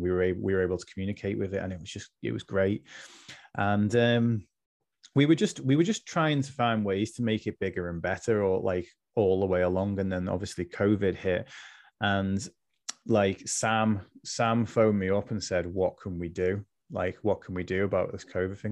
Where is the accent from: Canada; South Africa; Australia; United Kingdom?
United Kingdom; Liverpool, North West England; now in West Lancashire, United Kingdom; I'm originally from Liverpool, which people might be able to tell from my accent, but I'm I'm in West Lancs now